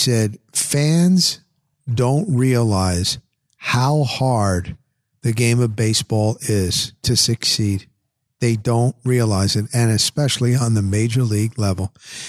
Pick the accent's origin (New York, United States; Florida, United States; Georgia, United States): Florida, United States; Pasco County; I'm across the pond. I'm a kid from Pasco County, Florida.